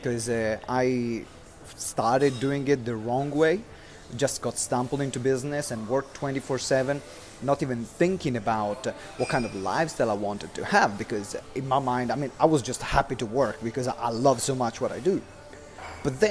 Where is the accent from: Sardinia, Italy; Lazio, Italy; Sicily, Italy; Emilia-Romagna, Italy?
Emilia-Romagna, Italy; Maranello; moved away; I'm back home in Maranello. This is my hometown where I was born.